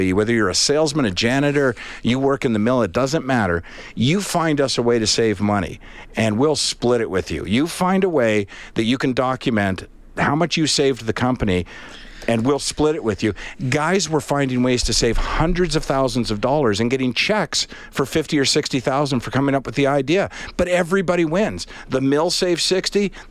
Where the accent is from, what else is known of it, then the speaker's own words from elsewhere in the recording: Charlottetown, Prince Edward Island, Canada; now in Edmonton, Canada; I grew up in Charlottetown, right, for the most part